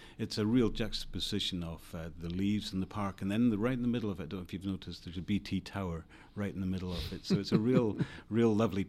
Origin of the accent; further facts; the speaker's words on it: Scotland, United Kingdom; I am from Scotland, yeah.